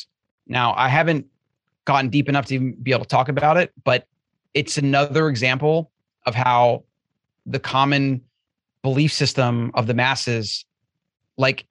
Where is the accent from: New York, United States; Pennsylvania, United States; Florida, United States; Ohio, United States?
Florida, United States; I grew up in Florida